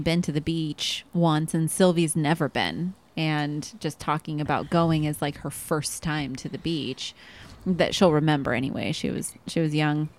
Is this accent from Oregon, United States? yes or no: yes; Oregon, United States; now in Arizona, United States; I'm from Oregon